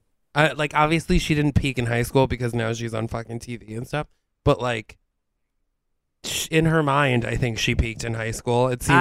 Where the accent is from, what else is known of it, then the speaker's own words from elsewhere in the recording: Albany, New York, United States; from Albany. I'm from Albany.